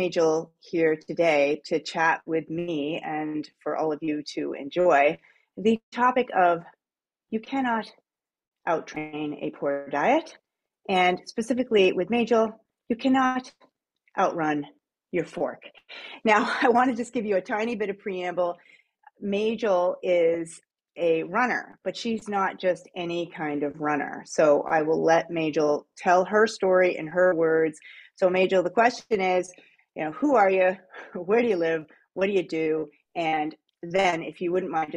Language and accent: English; New England, United States; now in Canada; I'm an Eastern girl. I'm from New England originally. I'm an American living in Canada.